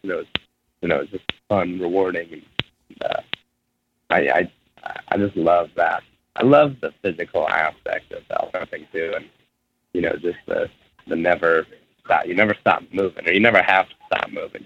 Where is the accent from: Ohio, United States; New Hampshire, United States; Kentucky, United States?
Ohio, United States; my whole life, growing up in Ohio